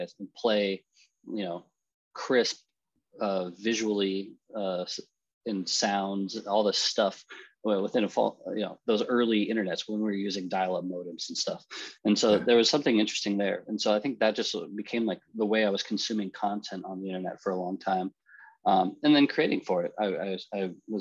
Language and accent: English; Omaha, Nebraska, United States; moved away; also born or lived in Philadelphia / New York City; I grew up in Omaha, Nebraska